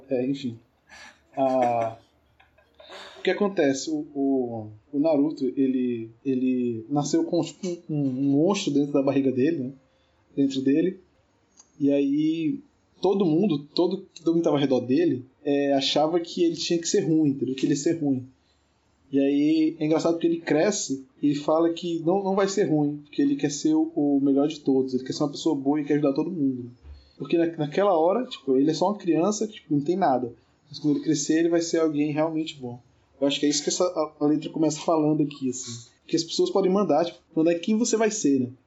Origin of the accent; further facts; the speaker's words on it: Northeast Region, Brazil; como sou aqui do Nordeste, né, é, eu tô inclinado para escolher forró